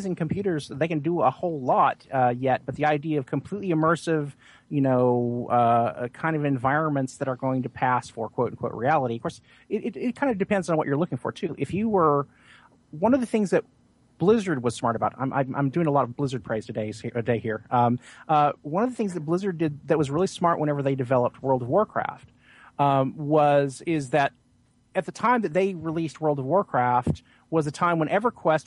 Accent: Oklahoma, United States; moved away; I'm natively from Oklahoma

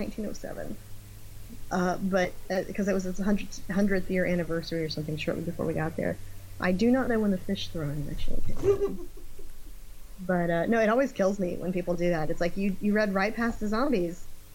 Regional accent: Gulf Coast, United States; also born or lived in Florida / Texas / Kentucky / Tennessee; I'm from the Gulf Coast. I grew up mostly in Florida, Texas, and ended up living in Kentucky and Tennessee.

